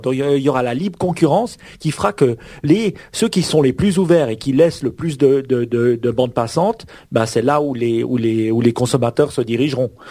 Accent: Switzerland; Chez nous en Suisse

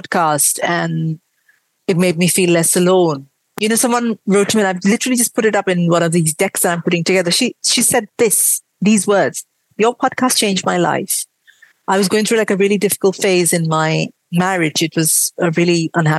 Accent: India; accent: mix of an Indian accent and a British accent; moved away as an adult; now in United Kingdom; I grew up in India. I moved here about, 18, 19 years ago

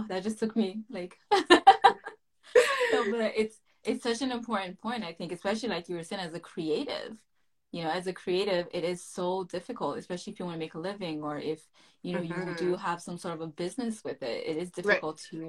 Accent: Haiti; moved away; We both were born and raised in Haiti for a big chunk of our lives.

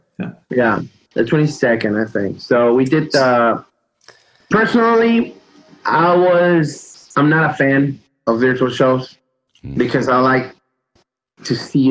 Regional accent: Peru; moved away; I think that song, it's special because I moved here in 95 from Peru.

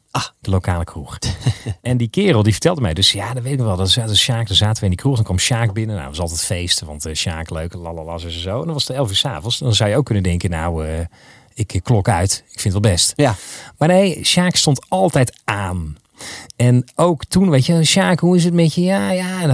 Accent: Maasland, South Holland, Netherlands; Waar kom je van, Ja, ik kom uit Maasland.

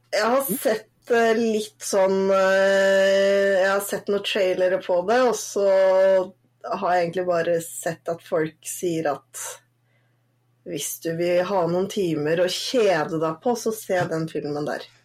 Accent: Northern Norway, Norway; moved away; jeg er jo egentlig ikke søring, jeg er jo egentlig nordlending.

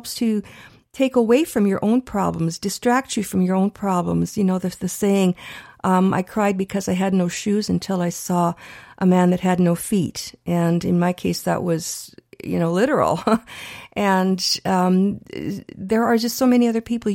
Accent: Canada; we're Canadian born

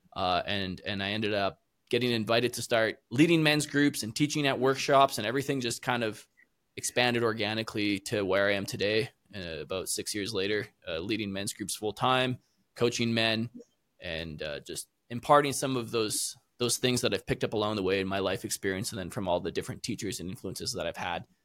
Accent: Canada; also born or lived in South America; I'm originally from Canada

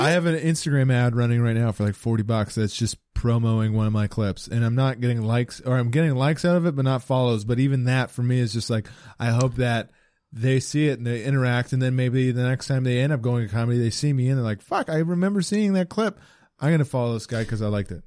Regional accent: British Columbia, Canada; now in Halifax, Canada

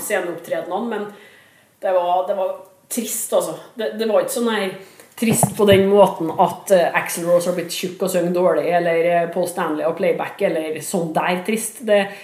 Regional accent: Trondheim, Trøndelag, Norway; det bryggeriet lå eh, bokstavelig talt steinkast der jeg vokste opp

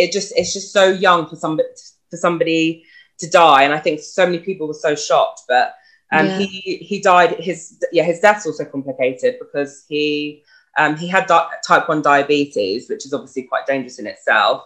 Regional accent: Brighton, South East England, United Kingdom; I'm 25 and I'm from Brighton

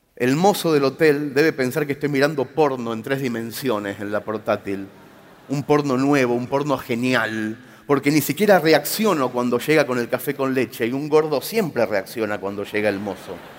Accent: Mercedes, Buenos Aires Province, Argentina; muy visto en mi pueblo

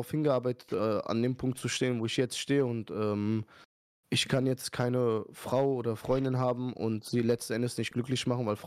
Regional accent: Iran; now in Germany; okay, wir sind Iraner, aber ihr wisst ja, Iraner sind eigentlich immer locker so

